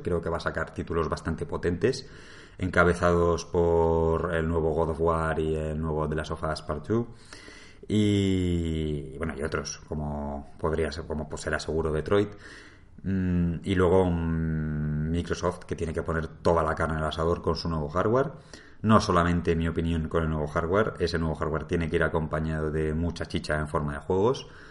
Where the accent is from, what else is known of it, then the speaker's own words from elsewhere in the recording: Madrid, Community of Madrid, Spain; yo soy de Madrid